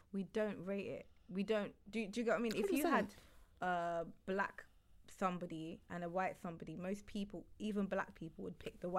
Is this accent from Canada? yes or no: no; United Kingdom; black British people